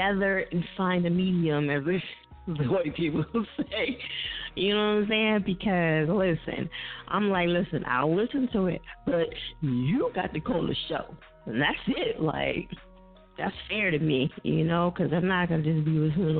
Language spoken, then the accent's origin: English; New Jersey, United States; I'm from Jersey. That's what we do. We mispronounce everything.